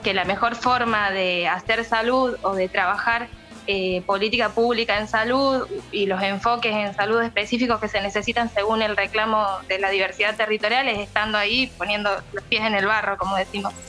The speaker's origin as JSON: {"language": "Spanish", "town": "Santa Victoria Este", "region": "Salta", "country": "Argentina", "tie": "born or raised there", "said": "me crié en Santa Victoria Este y conozco la realidad del lugar, además soy de un pueblo indígena, soy wichí"}